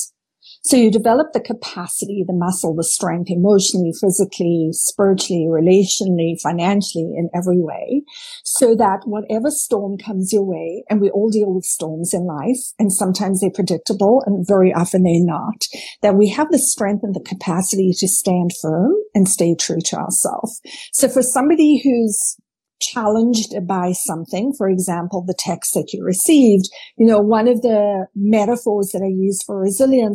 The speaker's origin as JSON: {"language": "English", "country": "South Africa", "tie": "born or raised there", "said": "I grew up in South Africa"}